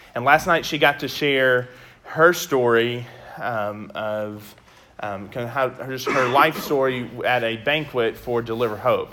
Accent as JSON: {"language": "English", "town": "West Memphis", "region": "Arkansas", "country": "United States", "also_born_or_lived": "Conway", "said": "I'm originally from West Memphis"}